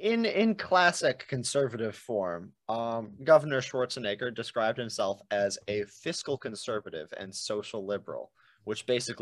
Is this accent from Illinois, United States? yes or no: yes; Illinois, United States; Illinois is not really more corrupt. We just have the balls to put our corrupt governors in prison.